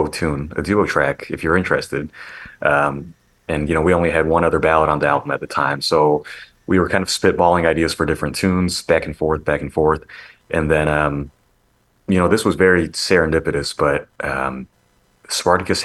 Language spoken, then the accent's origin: English; St. Louis, Missouri, United States; moved away; also born or lived in Seattle, Washington; my hometown, St. Louis